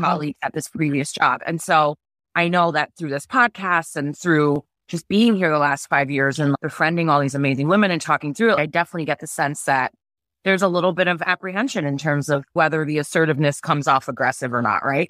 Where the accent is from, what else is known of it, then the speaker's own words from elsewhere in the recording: New York City, New York, United States; moved away as an adult; now in Madison, United States; I'm from the New York City area.